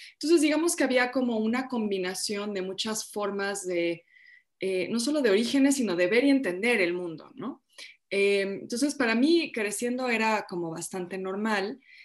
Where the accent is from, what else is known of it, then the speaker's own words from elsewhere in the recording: Mexico; yo ya soy mexicana, pues, para mí México pues es, mi hogar, es mi país, es mi cultura